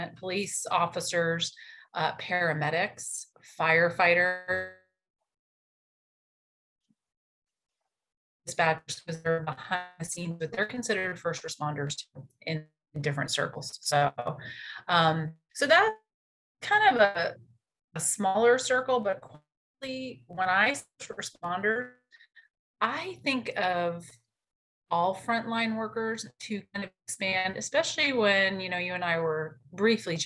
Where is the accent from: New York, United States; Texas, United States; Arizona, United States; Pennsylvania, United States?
New York, United States; New York City; moved away as an adult; now in Wichita, Kansas, United States; I was actually supposed to be working in New York City because that's where I'm from